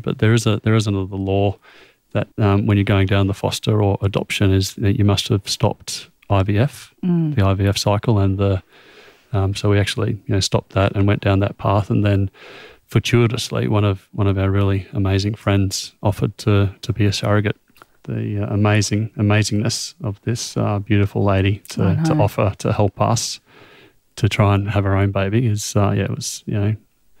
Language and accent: English; Australia; it's so difficult just as an Australian to...